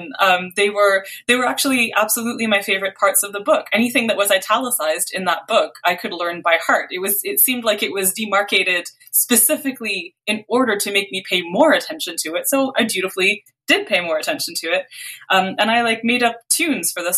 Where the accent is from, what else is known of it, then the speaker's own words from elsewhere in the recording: Canada; also born or lived in Beirut, Lebanon; I was born in Canada, and like we moved to Lebanon for 2 years when I was little.